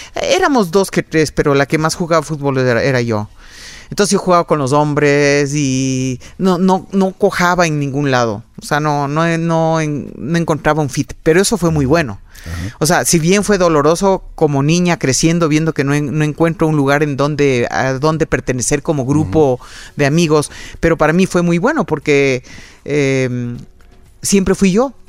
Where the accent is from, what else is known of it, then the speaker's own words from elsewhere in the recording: Quito, Pichincha, Ecuador; Yo nací aquí en Quito